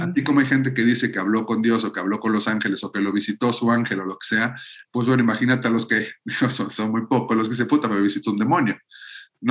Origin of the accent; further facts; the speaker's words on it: Mexico; nosotros como mexicanos